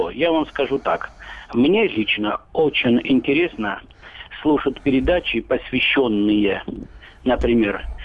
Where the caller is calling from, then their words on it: Adygea, Russia; я из Адыгеи звоню.